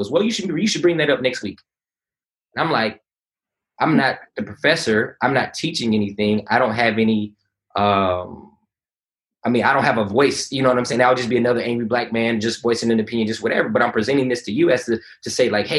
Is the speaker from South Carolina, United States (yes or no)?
no; California, United States; also born or lived in Conyers, Georgia / Atlanta, Georgia; now in East Point, United States; coming from California, growing up on the West Coast